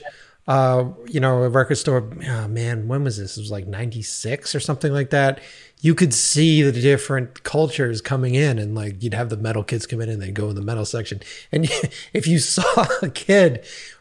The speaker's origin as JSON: {"language": "English", "region": "East Coast", "country": "United States", "moved": "yes", "said": "I was from the East Coast"}